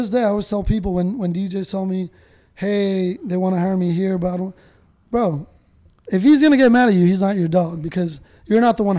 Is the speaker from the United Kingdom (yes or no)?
no; Miami, Florida, United States; but I'm Spanish. I'm spick, you know what I'm saying? How do you know all this shit? I'm like, dude, I grew up in South Miami. It's all Caribbean.